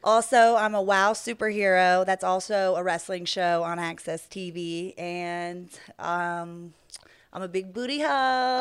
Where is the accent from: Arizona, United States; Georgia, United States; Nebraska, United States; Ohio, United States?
Georgia, United States; Atlanta; also born or lived in New Orleans, Louisiana / Los Angeles, California; now in Las Vegas, United States; I am from Atlanta, Georgia.